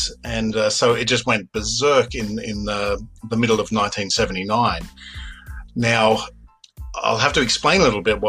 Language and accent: English; Australia; accent: Australian; moved away as an adult; now in Germany; as you can hear from my accent, an Australian, and I'm living in Germany.